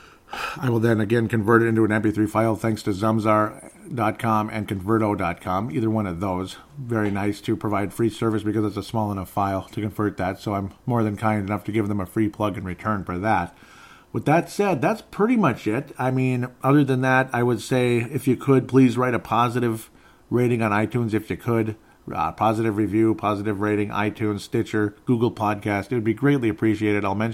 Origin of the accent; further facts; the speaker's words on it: Minnesota, United States; I'm actually literally from Minnesota